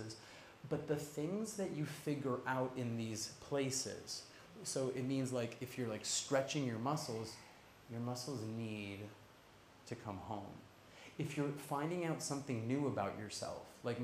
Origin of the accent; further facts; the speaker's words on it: Toronto, Ontario, Canada; now in Ubud, Indonesia; originally from Toronto